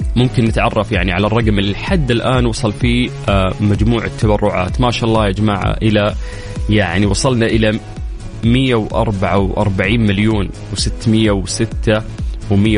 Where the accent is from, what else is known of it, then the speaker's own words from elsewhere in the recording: Saudi Arabia; عندنا في السعوديه